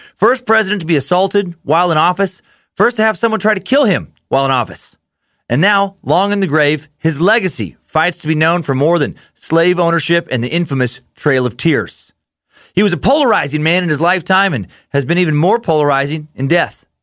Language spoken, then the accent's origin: English; Riggins, Idaho, United States; growing up in Riggins, Idaho